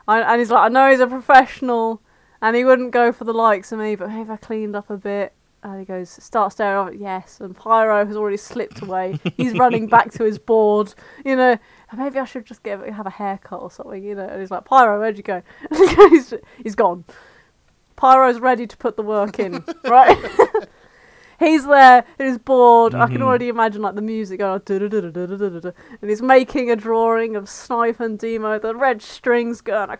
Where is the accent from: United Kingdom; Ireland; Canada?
Ireland; accent: Irish; I am Irish